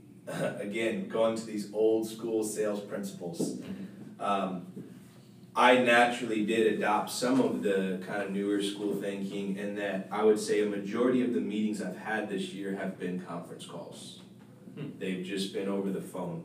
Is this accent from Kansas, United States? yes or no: no; St. Petersburg, Florida, United States; I'm originally from St. Pete, Tampa area